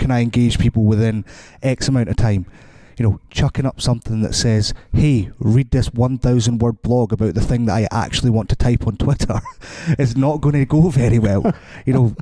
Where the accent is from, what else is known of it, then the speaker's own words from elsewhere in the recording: Scotland, United Kingdom; I'm Scottish